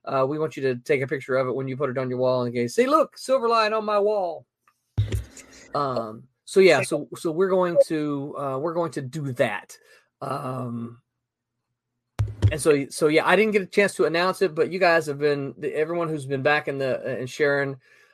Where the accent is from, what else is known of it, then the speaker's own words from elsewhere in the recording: Mississippi, United States; What's up, Mississippi? My home state